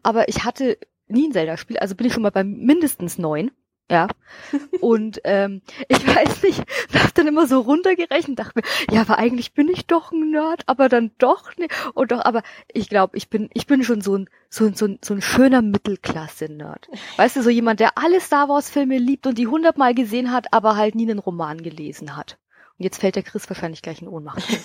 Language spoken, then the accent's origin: German; Bavaria, Germany; bei uns aus weißt, Bayern